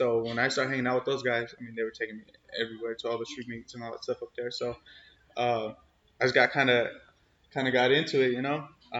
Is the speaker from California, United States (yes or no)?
yes; San Jose, California, United States; born there; So I was born in San Jose, and then I moved to a small town like called Los Baños.